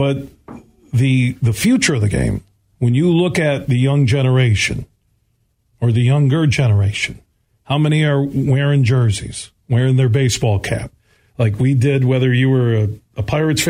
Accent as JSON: {"language": "English", "town": "Grand Rapids", "region": "Michigan", "country": "United States", "tie": "born or raised there"}